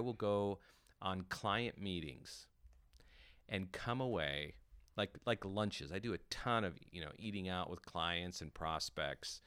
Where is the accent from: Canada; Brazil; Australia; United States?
United States; North Dakota; moved away; growing up in North Dakota